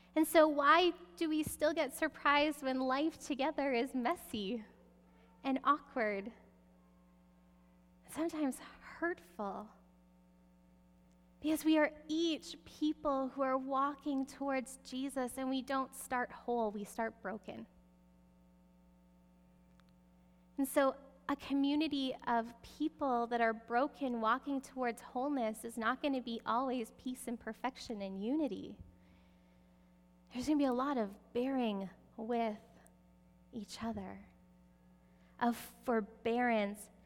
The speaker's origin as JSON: {"language": "English", "country": "Canada", "said": "we're Canadian"}